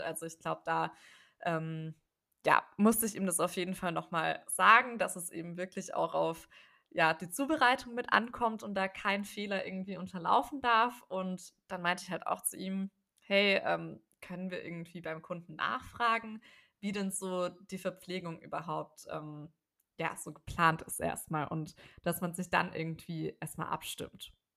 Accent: Ludwigsburg, Baden-Württemberg, Germany; moved away; ich komme eben ursprünglich aus der Ecke da von Ludwigsburg

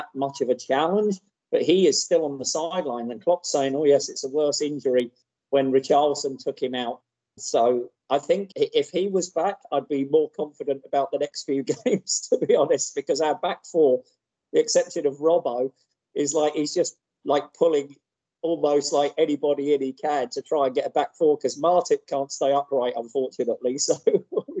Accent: England, United Kingdom; now in Houston, United States; when I grew up in England

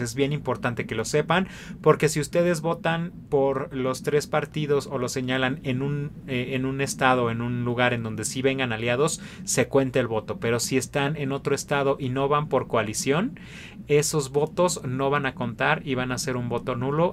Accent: Mexico; como sociedad mexicana

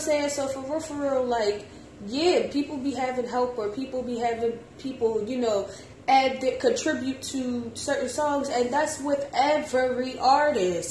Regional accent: Philadelphia, Pennsylvania, United States; I'm from Philly too

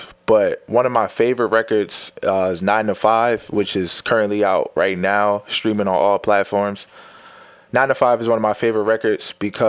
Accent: Blackwood, New Jersey, United States; also born or lived in Bloomfield, New Jersey; I said, I'm from Blackwood. They're like, where's that at? I'm like, South Jersey.

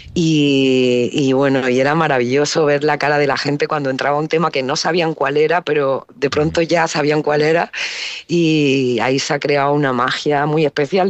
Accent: Granada, Andalusia, Spain; also born or lived in Alcalá la Real; crecí en Granada

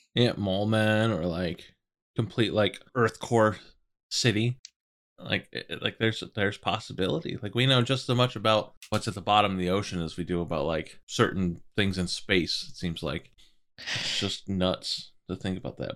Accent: East Coast, United States; We're all from East Coast. Like, grew up not super close to the water

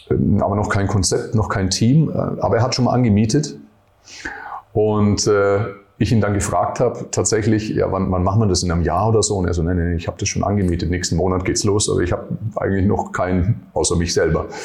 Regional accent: Nuremberg, Bavaria, Germany; bin ja aus Nürnberg äh, ursprünglich, mit 17 Jahren äh, Fitnesstrainer geworden

